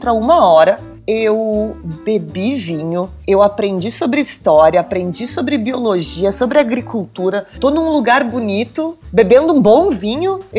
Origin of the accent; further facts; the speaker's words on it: Rio Grande do Sul, Brazil; Sou gaúcha, sou gaúcha.